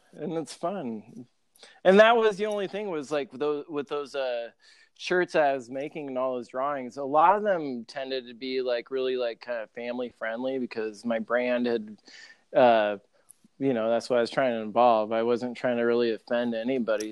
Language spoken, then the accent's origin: English; Grand Island, Nebraska, United States; my hometown, Grand Island